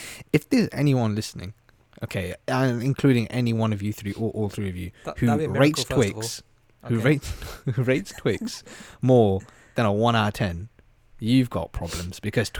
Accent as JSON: {"language": "English", "town": "Slough", "region": "South East England", "country": "United Kingdom", "said": "we're Slough loud and proud"}